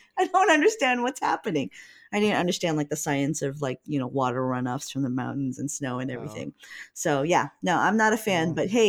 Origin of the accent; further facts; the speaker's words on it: Hawaii, United States; also born or lived in Oregon; now in Seattle, United States; I'm from Hawaii, right? And I actually lived in Oregon for quite a while before moving to Seattle.